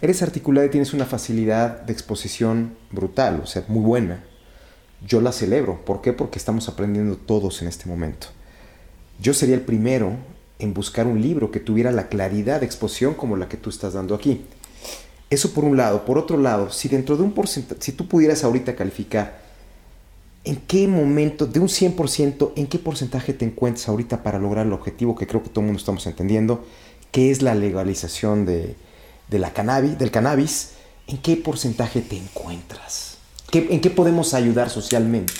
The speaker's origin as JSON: {"language": "Spanish", "country": "Mexico", "said": "nosotros como mexicanos"}